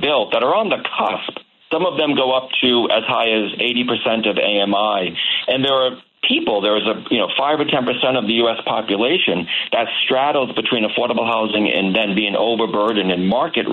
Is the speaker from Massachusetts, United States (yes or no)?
yes; Massachusetts, United States; my home state of Massachusetts